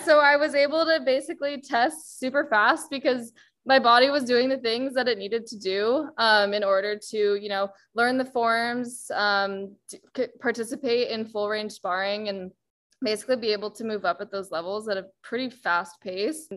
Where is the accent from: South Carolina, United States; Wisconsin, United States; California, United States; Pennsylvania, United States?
California, United States; Bay Area; also born or lived in Boston; born and raised in the Bay Area